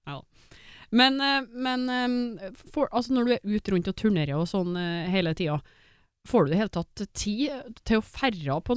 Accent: Finland; og bare si at ja, men jeg er finsk, så jeg tåler mer?

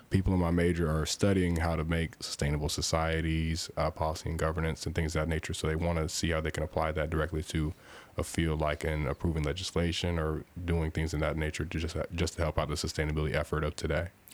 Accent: Louisville, Kentucky, United States; also born or lived in Indianapolis, Indiana; I was born in Indianapolis, and I moved down to Louisville when I was relatively young and was raised in the area

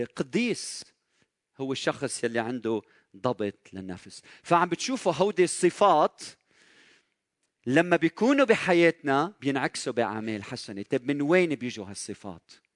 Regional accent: Lebanon; بلدنا لبنان

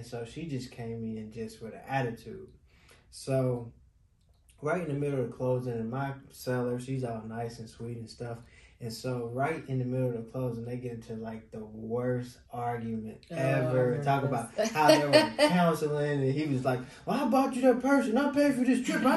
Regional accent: Cincinnati, Ohio, United States; moved away as an adult; now in Las Vegas, United States; we come from Ohio. We come from Cincinnati, Ohio, the Midwest.

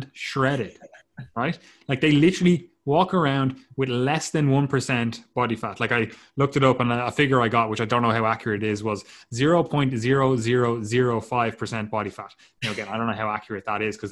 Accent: Ireland; we're Irish.

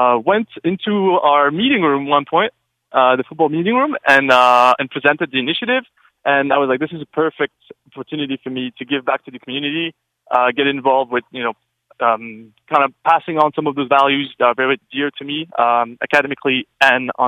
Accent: France; moved away as an adult; also born or lived in Montreal, Canada; I've been back home since April last year

